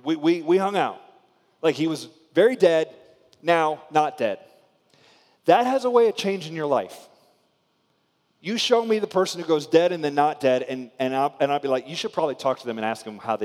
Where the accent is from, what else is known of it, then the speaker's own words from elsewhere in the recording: Spring Hill, Florida, United States; I grew up in a little town in Florida called Spring Hill